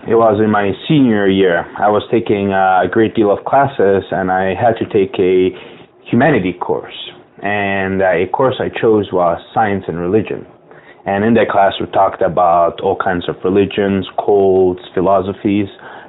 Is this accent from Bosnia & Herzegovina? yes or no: yes; Bosnia & Herzegovina; also born or lived in West Europe; now in United States; Well, one thing that really got to my liking is, now, I grew up throughout West Europe. I'm originally from Bosnia. And unfortunately, due to the war, I was ethnically cleansed.